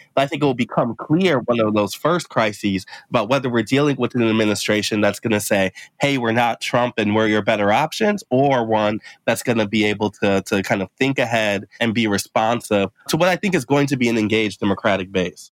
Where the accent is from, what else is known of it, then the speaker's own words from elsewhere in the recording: Midwest, United States; as a Midwesterner